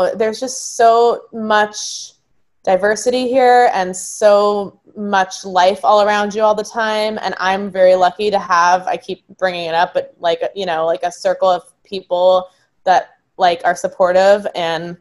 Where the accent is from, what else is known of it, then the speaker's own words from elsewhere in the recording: Marina del Rey, California, United States; moved away as an adult; now in Brooklyn, United States; I'm originally from Los Angeles. I grew up in Marina Del Rey.